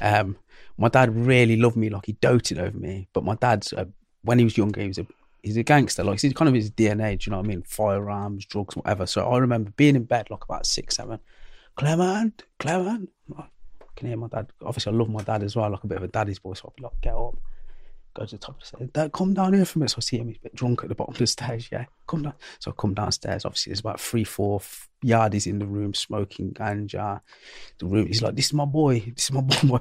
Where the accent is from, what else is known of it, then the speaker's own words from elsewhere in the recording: Coventry, West Midlands, United Kingdom; I was born in Coventry